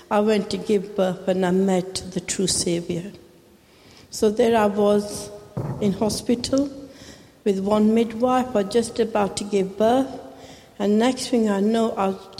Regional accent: Pakistan; first language Urdu; English is a second language; moved away; I was born in Pakistan

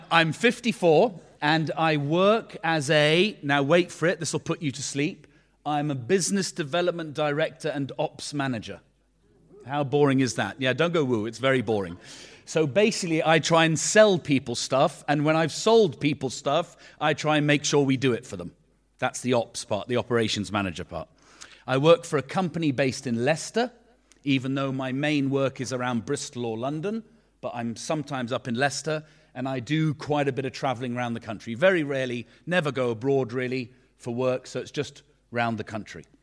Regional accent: Beirut, Beirut Governorate, Lebanon; born there; And I was born in Beirut, in Lebanon.

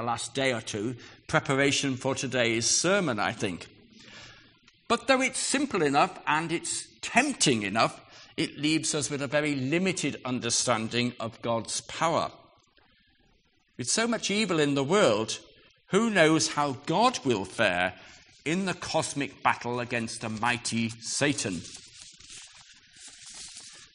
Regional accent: United Kingdom; we're British

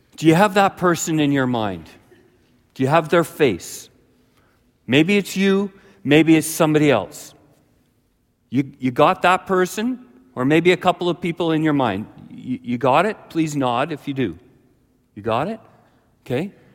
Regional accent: Ladner, British Columbia, Canada; The first number of years of my life, I grew up in Ladner, British Columbia, close to Delta, Tuason, that area

